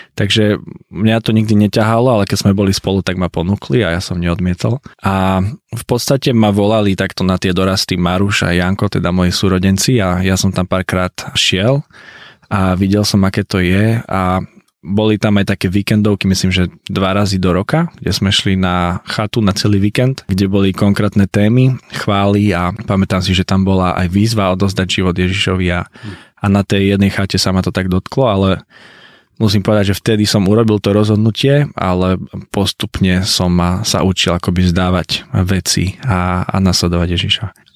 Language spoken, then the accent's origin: Slovak; Liptov region, Žilina Region, Slovakia; originálne som z Liptovského regiónu, na čo som eh, veľmi hrdý